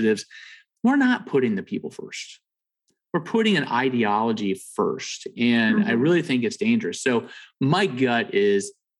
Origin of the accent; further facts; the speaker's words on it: Southern California, United States; I grew up in Southern California